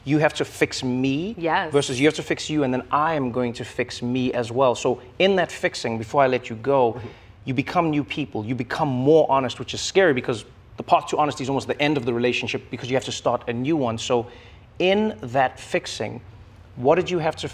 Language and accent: English; South Africa; my home country, South Africa